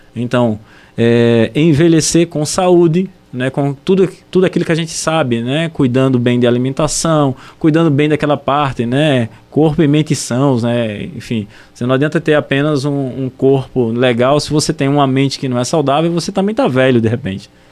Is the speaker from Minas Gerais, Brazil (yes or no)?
no; Vitória de Santo Antão, Pernambuco, Brazil; na minha cidade natal, lá em Vitória de Santo Antão